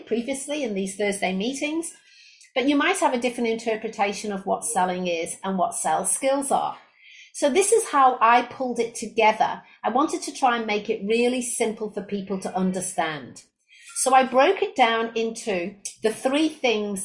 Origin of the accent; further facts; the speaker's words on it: England, United Kingdom; moved away as an adult; also born or lived in Australia; now in Brisbane, Australia; I was originally from England, where I graduated with a degree in business and marketing